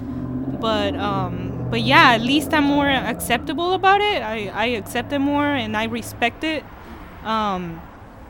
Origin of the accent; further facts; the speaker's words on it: Peru; now in United States; I'm from Peru